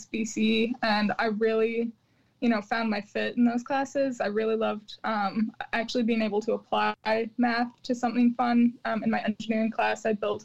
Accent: Chicago, Illinois, United States; also born or lived in Champaign, Illinois; I'm from Chicago

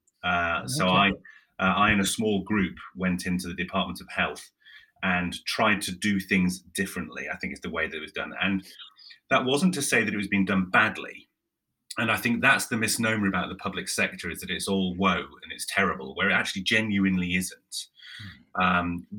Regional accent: Yorkshire and the Humber, United Kingdom; I'm from Yorkshire.

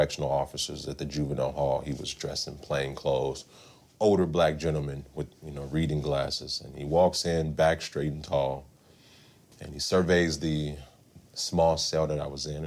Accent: Long Beach, California, United States; I am a Southern California native, born and raised in Long Beach, California

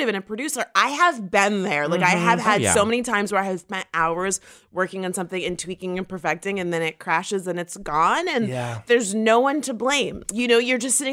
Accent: Florida, United States; I'm from Florida.

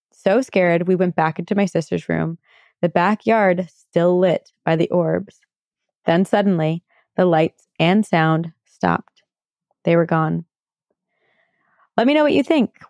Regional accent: British Columbia, Canada; I'm from British Columbia, Canada. My story takes place in the small town I grew up in on Vancouver Island around 18 years ago when I was 12 years old.

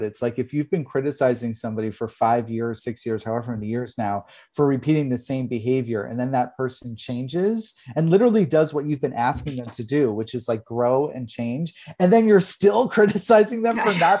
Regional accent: New York, United States; I'm a New Yorker. I love New York. I love New Jersey because of the fact that I'm Italian too.

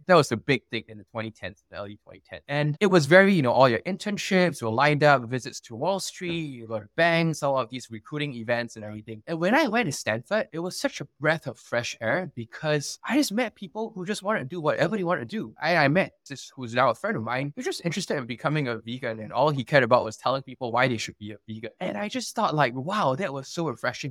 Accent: Singapore; moved away as an adult; also born or lived in United States; I'm Singaporean, born and raised over here.

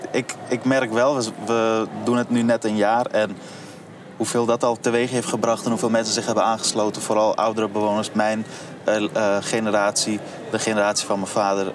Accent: Amsterdam, North Holland, Netherlands; waar ik ben opgegroeid bij het Buikschotermeerplein

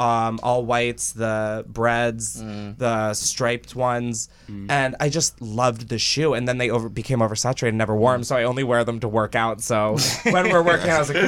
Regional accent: Delaware, United States; from Delaware, so.

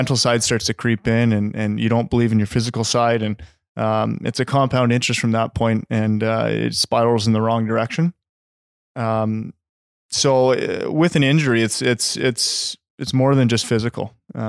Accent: Halifax, Nova Scotia, Canada; also born or lived in Abbotsford, Canada; I was born in Abbotsford, spent a few years here with my family, and then my dad was transferred over to back east, and we grew up there. I spent my Timbits hockey career over in Halifax.

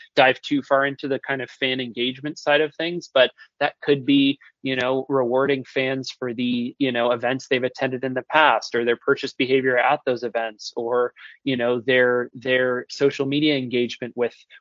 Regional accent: Toronto, Ontario, Canada; moved away; also born or lived in Orlando; I'm originally born and raised in Toronto

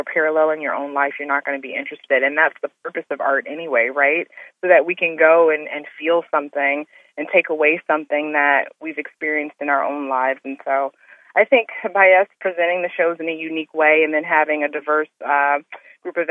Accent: Detroit, Michigan, United States; moved away as an adult; also born or lived in Las Vegas; my hometown

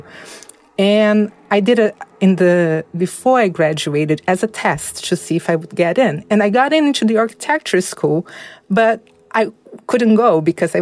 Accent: Belo Horizonte, Minas Gerais, Brazil; also born or lived in São Paulo, Brazil; I was raised in Minas Gerais.

